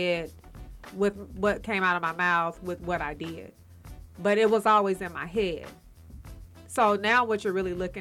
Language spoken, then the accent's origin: English; College Park, Georgia, United States; also born or lived in Palmetto, Georgia; I'm from College Park Projects, the new apartments they used to call it.